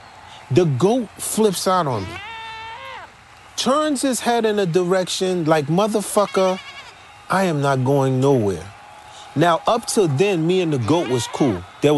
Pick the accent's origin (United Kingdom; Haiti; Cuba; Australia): Haiti; It must be because I come from Haiti.